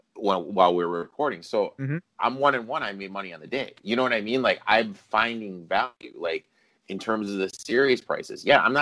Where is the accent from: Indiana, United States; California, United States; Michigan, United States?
Indiana, United States; Indianapolis; I'm going to bet the Pacers just because I like them. Because I'm from Indianapolis.